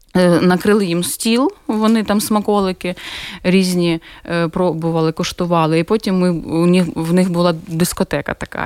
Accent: Dnipro, Dnipropetrovsk Oblast, Ukraine; moved away as an adult; now in Riga, Latvia; моє рідне Дніпро

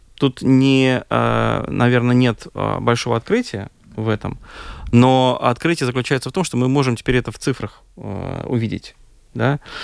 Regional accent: Moscow, Russia; now in Latvia; я сам же россиянин, mm-hmm. да, я из России, я из Москвы, как бы приехал ну, много лет назад здесь

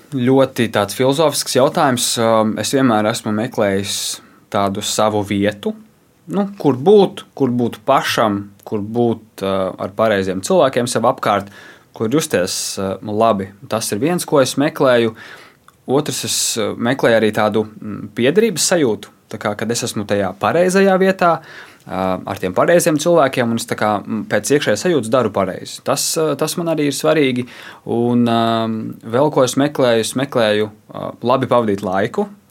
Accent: Latvia

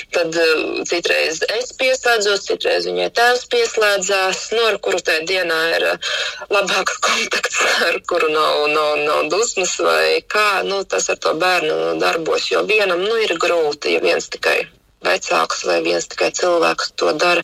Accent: Jēkabpils, Latvia; Mēs kā paši esam no Jēkabils

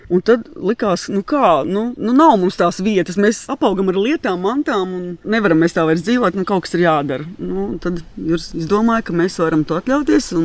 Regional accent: Saldus, Kurzeme, Latvia; moved away as an adult; also born or lived in Priekuļi; now in Bauska, Latvia; Es esmu no Saules patiesībā

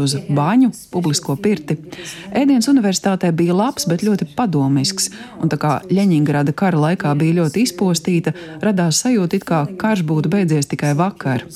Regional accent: United States; kā amerikānis, kuram arī patīk vadīt lietas

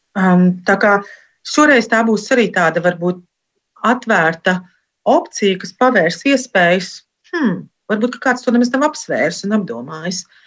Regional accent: Latvia; moved away as an adult; also born or lived in Belgium; now in Sweden; es esmu no Latvijas

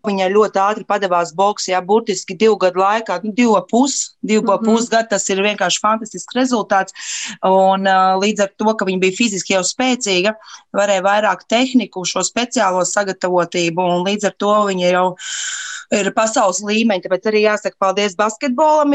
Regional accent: Latvia; mēs no Latvijas esam

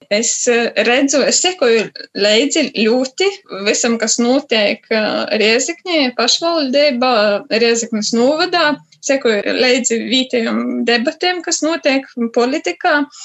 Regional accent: Rēzekne, Latgale, Latvia; moved away as an adult; also born or lived in Riga; now in Norway; Mana puse ir no Rēzaknes puses, un tās ir no Dritsana puses

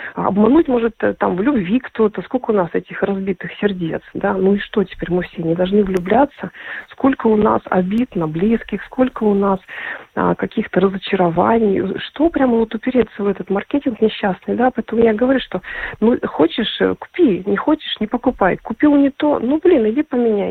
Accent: Krasnoyarsk, Krasnoyarsk Krai, Russia; moved away as an adult; also born or lived in Latvia; Я сама из э, Сибири. Я приехала в Латвию, вот именно поступила э, там, там же в Красноярске я вот родилась

